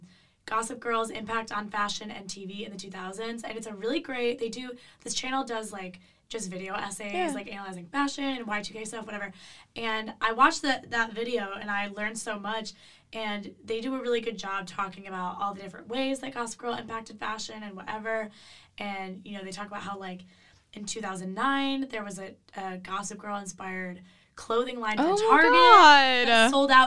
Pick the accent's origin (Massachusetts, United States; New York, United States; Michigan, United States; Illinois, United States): Illinois, United States; It's okay, I'll leave it out. I'm from Illinois.